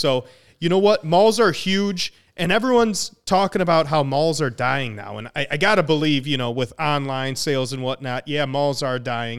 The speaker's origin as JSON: {"language": "English", "town": "Bloomington", "region": "Minnesota", "country": "United States", "tie": "born or raised there", "said": "No, it's in Bloomington, Minnesota, and I lived in Bloomington, Minnesota till"}